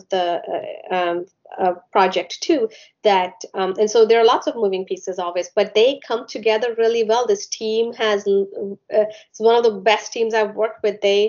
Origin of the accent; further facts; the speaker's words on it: India; now in United States; I grew up in India, so you know, I went to school there